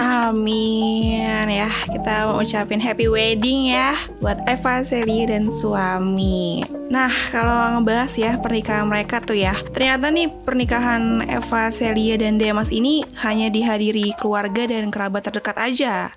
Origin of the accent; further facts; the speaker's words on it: Indonesia; gue kan berasal dari Jawa